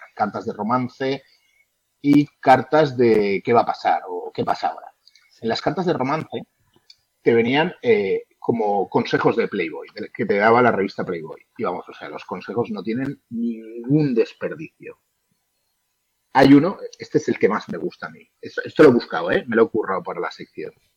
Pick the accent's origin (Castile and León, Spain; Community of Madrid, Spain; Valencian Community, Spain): Valencian Community, Spain; Valencia; soy allí de Valencia